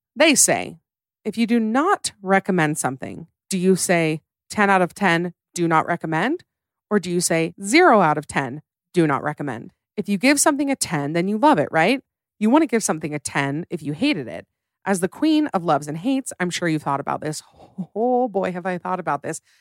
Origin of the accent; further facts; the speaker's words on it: United States; I am tragically American.